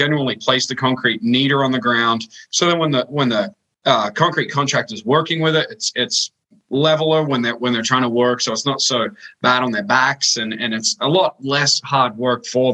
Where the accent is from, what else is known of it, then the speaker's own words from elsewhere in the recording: Sydney, New South Wales, Australia; moved away as an adult; now in Des Moines, United States; I was born and raised in Australia in the suburbs, in the western suburbs of Sydney.